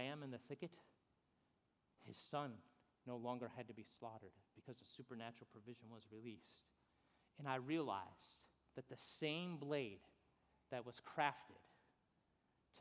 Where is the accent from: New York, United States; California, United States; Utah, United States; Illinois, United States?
New York, United States; moved away as an adult; also born or lived in Fort Stewart, Georgia; we're from New York